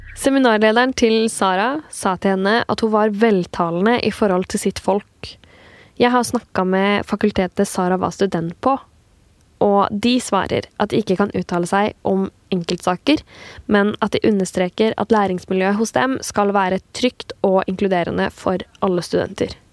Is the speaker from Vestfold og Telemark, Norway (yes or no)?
yes; Kragerø, Vestfold og Telemark, Norway; accent: Kragerø dialect; jeg har dialekt fra hjembyen min Kragerø, som ligger helt sør i Telemark